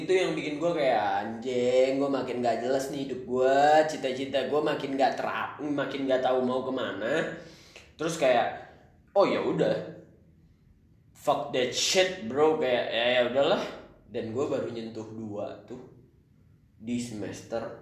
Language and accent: Indonesian; Kalimantan, Indonesia; moved away as an adult; now in Bandung, Indonesia; awal-awal kampus gue dari Kalimantan pindah ke Bandung nggak punya temen dong Bray